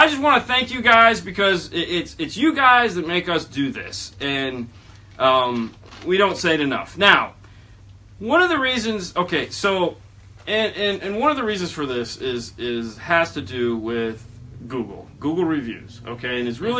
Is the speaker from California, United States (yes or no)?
yes; California, United States; He's from Ohio, I'm from California.